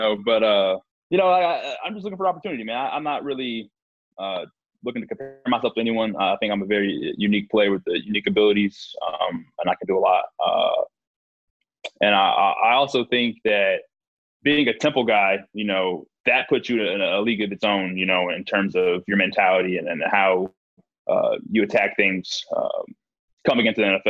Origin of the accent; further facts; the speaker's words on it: Houston, Texas, United States; I'm from Houston originally, so it's been awesome to be back home